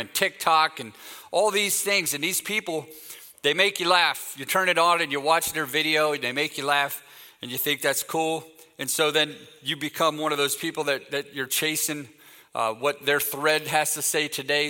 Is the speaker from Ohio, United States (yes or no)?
yes; Canton, Ohio, United States; moved away; I'm from Canton, Ohio